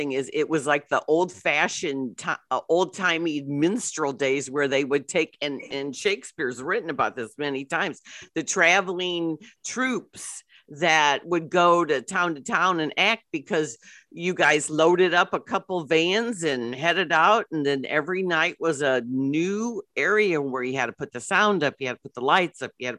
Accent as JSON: {"language": "English", "town": "Belleville", "region": "Illinois", "country": "United States", "tie": "born or raised there", "said": "I went to the Belleville Park because I wanted to support it being in my hometown"}